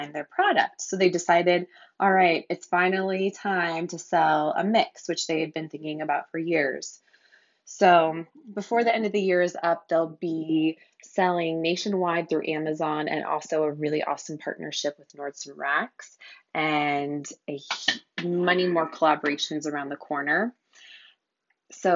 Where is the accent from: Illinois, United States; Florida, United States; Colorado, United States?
Colorado, United States; also born or lived in Los Angeles; now in Montana, United States; I'm based in Montana. I grew up in Colorado.